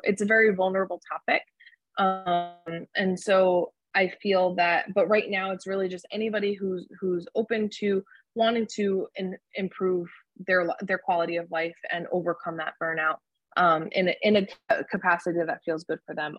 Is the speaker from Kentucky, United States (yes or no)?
no; New Jersey, United States; I'm back at home where I, I'm from New Jersey